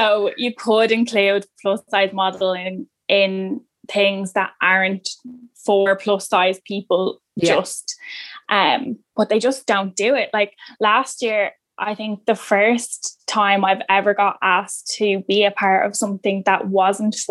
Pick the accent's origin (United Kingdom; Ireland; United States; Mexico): Ireland; Dublin, Leinster; I'm 28. I'm from Tala.